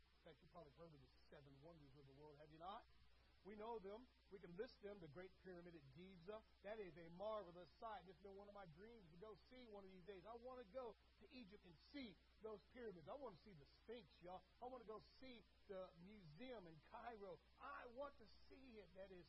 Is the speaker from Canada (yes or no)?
no; Berlin, Germany; I grew up around the Berlin Wall, saw it, got to touch it, got to feel it, saw enemy troops on top of it.